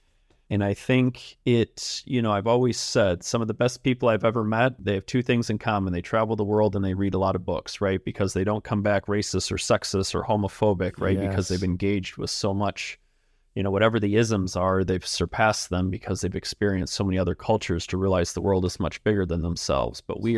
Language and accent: English; Michigan, United States; I grew up just outside of Detroit.